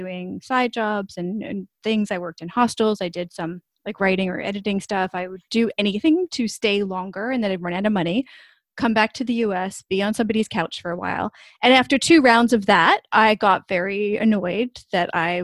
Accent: East Coast, United States; moved away as an adult; also born or lived in New York / Pennsylvania / California / Los Angeles; now in China; born and raised on the East Coast in New York and Pennsylvania, and then when I was 20, I moved solely by myself over to California

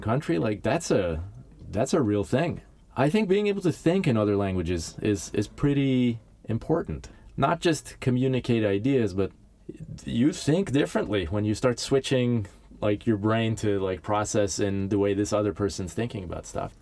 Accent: Los Angeles, California, United States; moved away as an adult; now in Stockholm, Sweden; I grew up in Southern California

